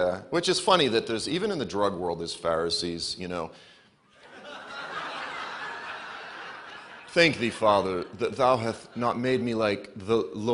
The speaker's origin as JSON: {"language": "English", "town": "Boston", "region": "Massachusetts", "country": "United States", "also_born_or_lived": "Memphis, Tennessee", "moved": "as an adult", "said": "I'm from Boston, but I ended up in Memphis, Tennessee"}